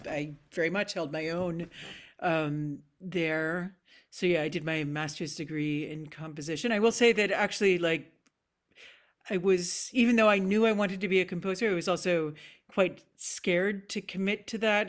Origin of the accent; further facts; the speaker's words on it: Nova Scotia, Canada; moved away as an adult; also born or lived in Bloomington, Indiana / Amsterdam / Princeton, New Jersey / Montreal; now in Scotland; growing up in Nova Scotia